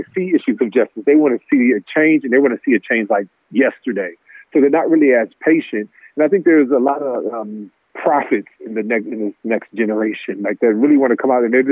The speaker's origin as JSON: {"language": "English", "town": "Los Angeles", "region": "California", "country": "United States", "tie": "born or raised there", "said": "I'm born in LA. You know, I grew up in the Magic era"}